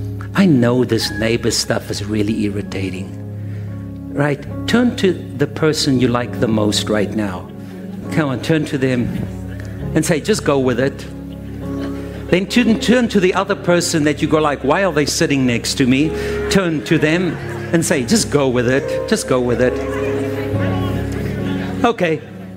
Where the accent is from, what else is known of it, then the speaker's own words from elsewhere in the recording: Ohio, United States; born there; I was born in Ohio.